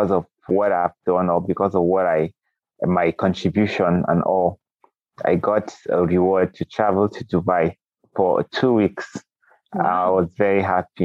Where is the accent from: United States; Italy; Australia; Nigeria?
Nigeria; Kogi; I am from Nigeria in a place called Kogi State. Kogi State is a state in Nigeria, and I grew up here